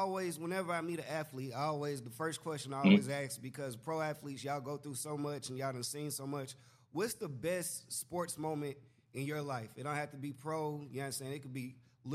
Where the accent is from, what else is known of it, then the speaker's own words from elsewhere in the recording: Atlanta, Georgia, United States; I'm from Atlanta